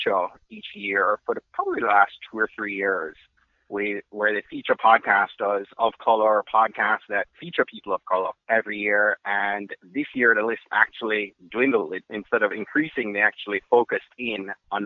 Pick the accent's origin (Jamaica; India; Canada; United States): Jamaica; I'm Jamaican